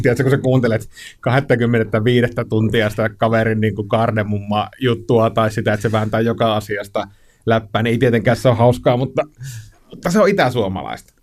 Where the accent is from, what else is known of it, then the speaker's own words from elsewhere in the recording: Kainuu, Finland; mä itse Kainuusta kotoisin